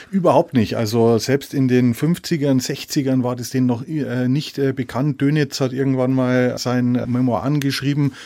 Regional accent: Walchensee, south of Munich, Bavaria, Germany; moved away; am Walchensee, meiner alten Heimat äh, südlich von München

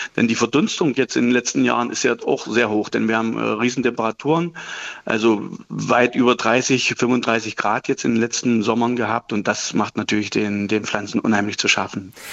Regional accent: Saxony-Anhalt, Germany; also born or lived in Löberitz; hier bei uns in Sachsen-Anhalt

